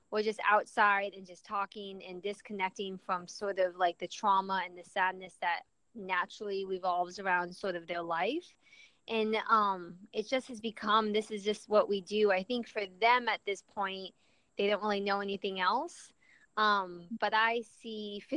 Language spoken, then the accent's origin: English; Orlando, Florida, United States; accent: Southern drawl mixed with Minnesota/Midwestern; moved away as an adult; also born or lived in Chicago, Illinois / Seattle, Washington / Long Beach, California; I was born in Chicago, but when I was a wee baby, my parents moved down to Florida. So I lived in Florida from like 1 to 3 weeks before I turned 18.